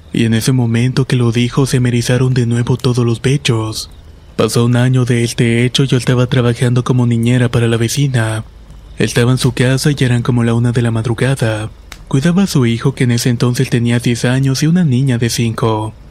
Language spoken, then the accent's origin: Spanish; Aibonito, Puerto Rico; soy de Ibonito, Puerto Rico.